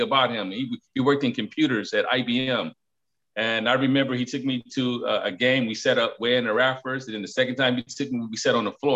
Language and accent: English; Detroit, Michigan, United States; I was once the youth growing up in Detroit